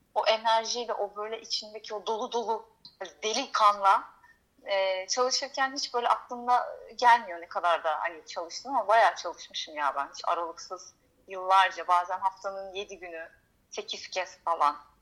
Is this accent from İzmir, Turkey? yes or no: yes; Izmir, Turkey; moved away as an adult; also born or lived in Istanbul; now in Greece; İzmir'de doğdum. İzmir'de büyüdüm. 18 yaşında e, İstanbul'a gittim